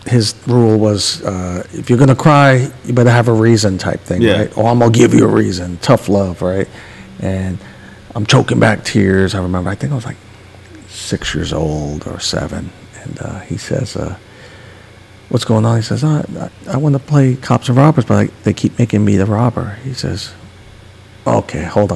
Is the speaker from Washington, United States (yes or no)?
no; New York City, New York, United States; I grew up in Woodhaven, Queens